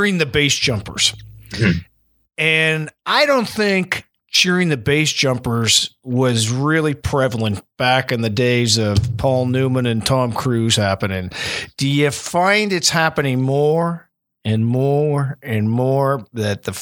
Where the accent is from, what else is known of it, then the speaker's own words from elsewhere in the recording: New Brunswick, Canada; I'm from New Brunswick